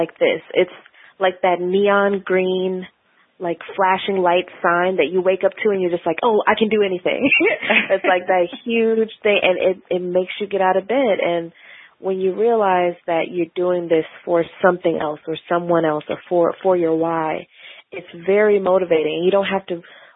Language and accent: English; Milwaukee, Wisconsin, United States; moved away as an adult; also born or lived in St. Louis, Missouri / Portland, Oregon; now in Washington, D.C., United States; I grew up in Milwaukee, Wisconsin, and went to school in St. Louis and then moved out to D.C.